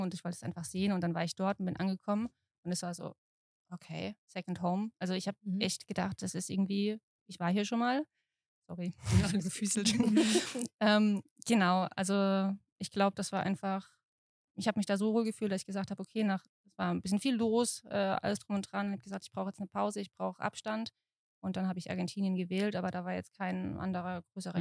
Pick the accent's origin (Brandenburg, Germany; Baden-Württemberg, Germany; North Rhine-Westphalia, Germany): Baden-Württemberg, Germany; Mannheim; Ich komme aus Mannheim.